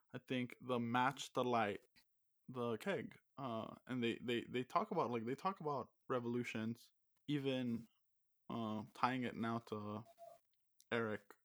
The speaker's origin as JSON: {"language": "English", "region": "Texas", "country": "United States", "said": "I'm from Texas."}